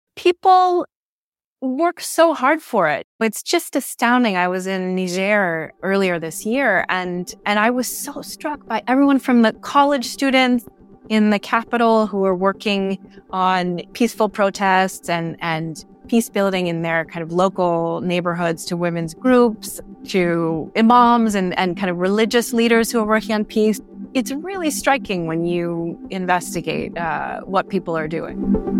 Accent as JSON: {"language": "English", "country": "United States", "said": "as an American"}